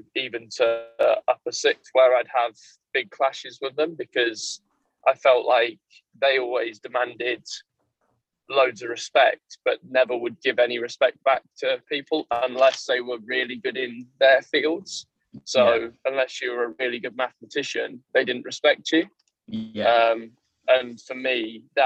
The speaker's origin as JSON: {"language": "English", "region": "Yorkshire and the Humber", "country": "United Kingdom", "tie": "born or raised there", "also_born_or_lived": "Kent", "accent": "Yorkshire", "moved": "yes", "said": "I was one of the only Yorkshiremen in the school. So I had my accent was a lot stronger than everyone else's"}